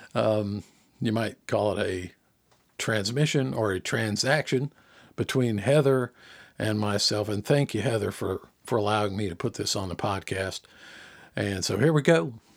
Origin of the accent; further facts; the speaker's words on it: Jonesboro, Georgia, United States; accent: Southern; now in South Georgia, United States; growing up around the Atlanta area, Jonesboro in particular